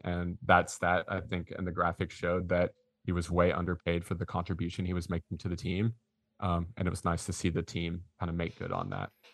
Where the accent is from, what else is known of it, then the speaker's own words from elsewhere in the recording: Georgetown, Texas, United States; also born or lived in Austin, Texas; We, we grew up in Georgetown, so not that far up the road